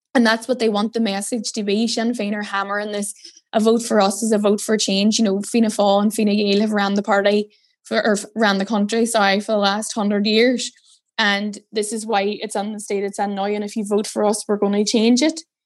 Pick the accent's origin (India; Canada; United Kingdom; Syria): United Kingdom; Derry, Northern Ireland; moved away as an adult; now in Dublin, Ireland; I'm from Derry.